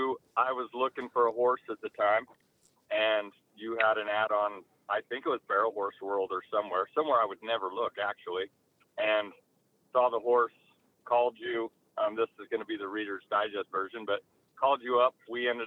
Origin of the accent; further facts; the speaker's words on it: Utah, United States; growing up in Utah, you're pretty sheltered anyway, but getting to go to Texas and see a different side of the world and a different level